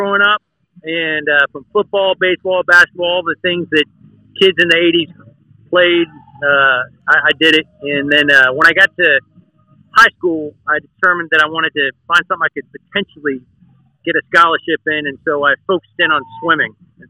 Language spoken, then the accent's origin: English; Manassas, Virginia, United States; also born or lived in Oklahoma City / Atlantic City; I grew up in near Washington, D.C., actually. So was born in Manassas, Virginia, lived a portion of my life there.